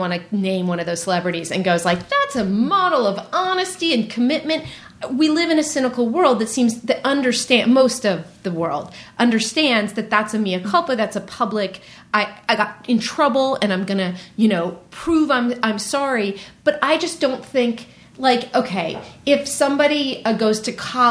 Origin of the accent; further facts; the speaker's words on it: Marin, California, United States; moved away; also born or lived in New York; I'm from Marin.